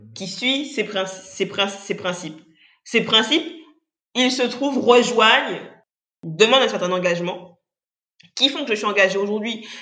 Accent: Guadeloupe; je suis guadeloupéenne

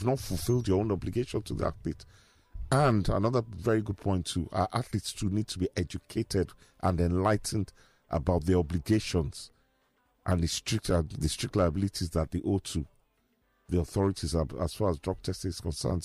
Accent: Nigeria; I'm Nigerian. I'm not African. I'm Nigerian

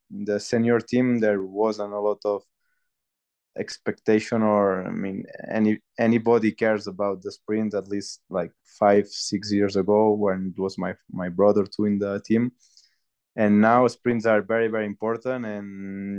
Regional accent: Banyoles, Catalonia, Spain; English is a second language; moved away as an adult; now in Font-Romeu, France; I'm close to my hometown, that it's Banyoles.

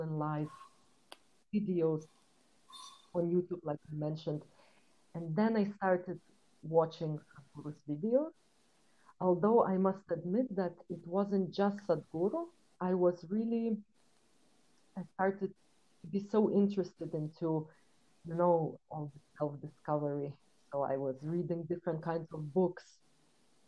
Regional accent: Lithuania; moved away as an adult; also born or lived in London, United Kingdom; Originally, I come from Lithuania. It's a really small country, and my family is from Belarus, so I grew up between two cultures. And when I was 19, I left my house. And I moved to London

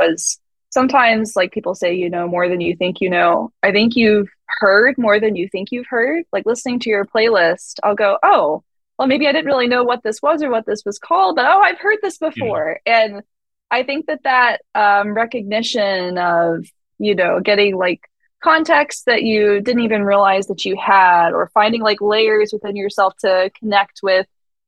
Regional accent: Jacksonville, Florida, United States; I'm from Jacksonville.

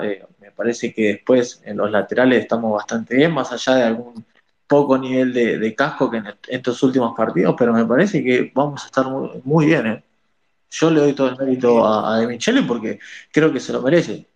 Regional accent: Villa Celina, Buenos Aires Province, Argentina; De Buenos Aires, Villa Celina

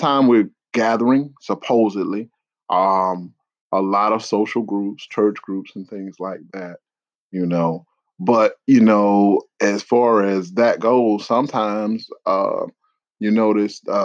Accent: South Carolina, United States; I'm from South Carolina

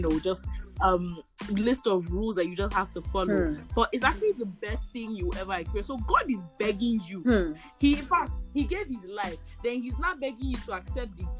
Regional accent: Nigeria; as a Nigerian

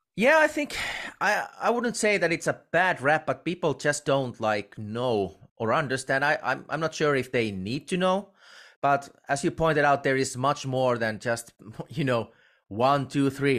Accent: Finland; I'm from Finland, and we in uh, we Finns we really do not know anything about professional wrestling as a nation

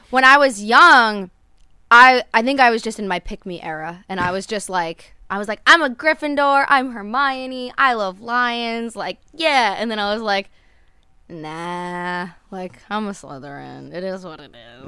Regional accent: New Jersey, United States; moved away; I grew up in New Jersey

